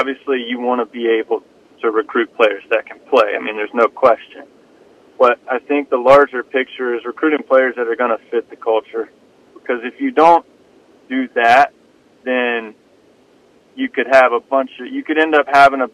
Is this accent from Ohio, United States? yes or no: no; Starkville, Mississippi, United States; I'm from Starkville, Mississippi. I was born and raised there